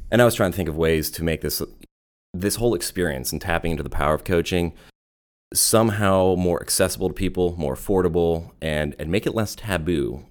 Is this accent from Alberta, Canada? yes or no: no; Vancouver, British Columbia, Canada; moved away as an adult; also born or lived in Germany; now in United States; I grew up in Vancouver